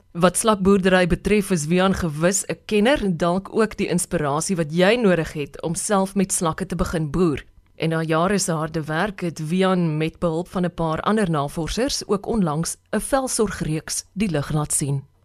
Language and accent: Afrikaans; Free State, South Africa; soos ek in die Vrystaat grootgeword